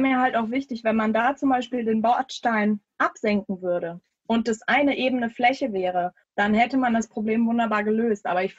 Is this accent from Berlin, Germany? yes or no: no; Düsseldorf, North Rhine-Westphalia, Germany; ich bin gebürtige Derndorferin tatsächlich. Also in Derndorf aufgewachsen